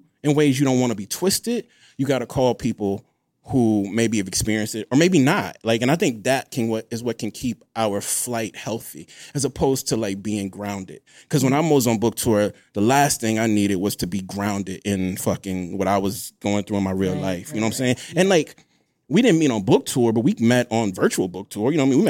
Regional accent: Mississippi, United States; I'm from Mississippi, shit.

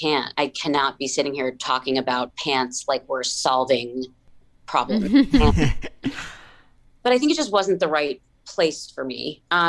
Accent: New Jersey, United States; I had a neighbor growing up in New Jersey.

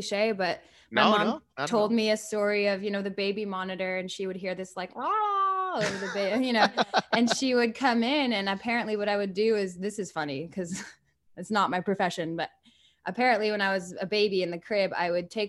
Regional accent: Paris, Île-de-France, France; I really loved growing up in Paris.

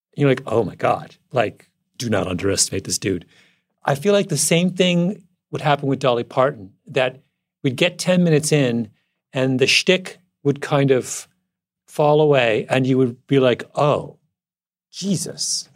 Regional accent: Canada; moved away; conservative boy from rural Canada

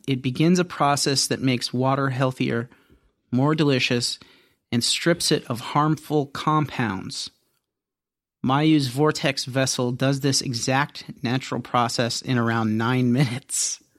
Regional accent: Ohio, United States; I grew up in Ohio. Mm-hmm. Family of 72.

